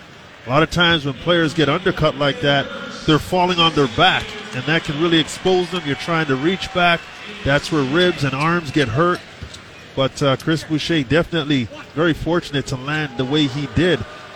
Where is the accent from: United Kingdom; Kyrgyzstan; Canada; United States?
Canada; makes you proud as a Canadian